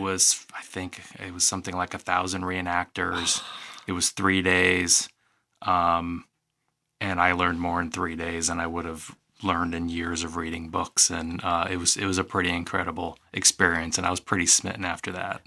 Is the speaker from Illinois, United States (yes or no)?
yes; East Moline, Illinois, United States; I grew up in East Moline